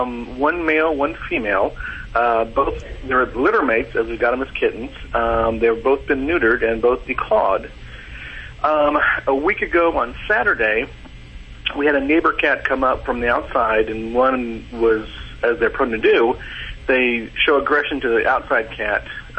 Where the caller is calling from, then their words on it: Nashville, Tennessee, United States; Nashville, Tennessee.